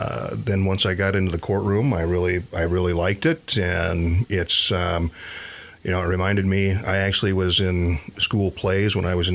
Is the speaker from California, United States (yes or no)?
no; Oto, Iowa, United States; now in Blue Earth County, Minnesota, United States; I grew up in northwest Iowa in a small town called Oto, O-T-O